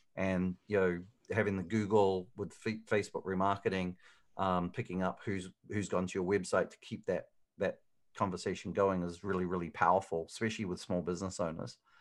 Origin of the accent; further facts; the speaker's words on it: Hamilton, Waikato, New Zealand; moved away as an adult; also born or lived in Auckland, New Zealand; now in Phoenix, United States; originally, I'm from Hamilton, New Zealand.